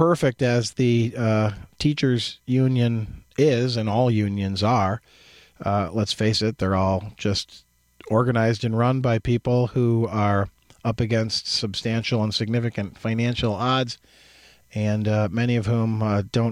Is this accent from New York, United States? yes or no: no; Jackson, Michigan, United States; My experiences growing up in Jackson, where, you know, in my youth, the 60s and 70s, there was a heavy manufacturing base in Jackson